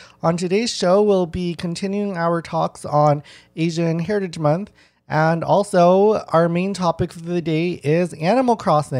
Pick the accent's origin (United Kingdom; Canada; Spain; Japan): Canada; Winnipeg, Manitoba; I grew up in Winnipeg and about 80% of my school is Filipino.